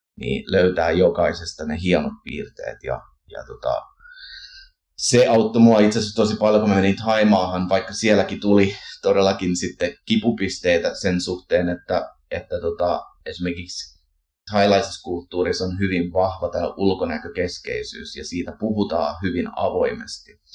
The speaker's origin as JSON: {"language": "Finnish", "country": "Canada", "tie": "born or raised there", "moved": "yes", "lives_now": "Finland", "said": "kun kasvoin Kanadassa suomalaisperheessä ja kävin siirtolaisseurakunnassa"}